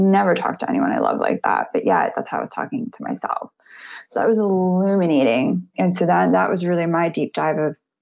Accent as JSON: {"language": "English", "region": "New York", "country": "United States", "said": "I'm from New York originally"}